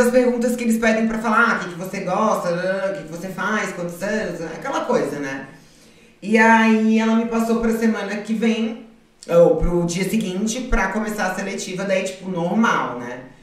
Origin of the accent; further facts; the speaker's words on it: Florianópolis, Santa Catarina, Brazil; also born or lived in Salvador / Porto Alegre; Eu sou nascida em Florianópolis, morei muitos anos lá. Morei em Salvador, morei em Porto Alegre, minha família é toda é gaúcha